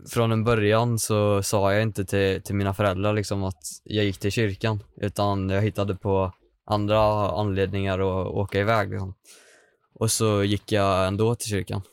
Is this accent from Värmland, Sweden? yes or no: yes; Hagfors, Värmland, Sweden; now in Karlstad, Sweden; Jag kommer ifrån Hagfors. Mm. Det ligger 10 mil norr om Karlstad